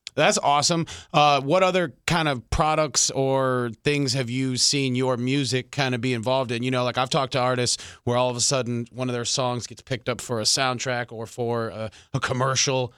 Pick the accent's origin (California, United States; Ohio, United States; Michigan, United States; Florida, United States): Michigan, United States; Detroit; I grew up in Detroit